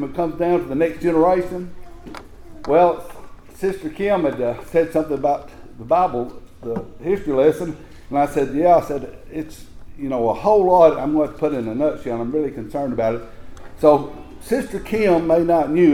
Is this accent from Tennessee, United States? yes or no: yes; Tennessee, United States; I told them, I said, Tennessee